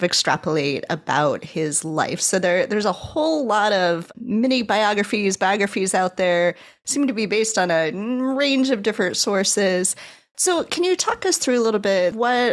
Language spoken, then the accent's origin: English; Chicago, Illinois, United States; as a Chicagoan who regularly drives up Jean-Baptiste Pointe DuSable Lakeshore Drive